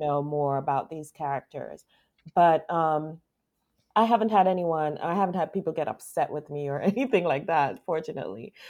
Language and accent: English; U.S. Virgin Islands; I'm from the Virgin Islands, Saint Thomas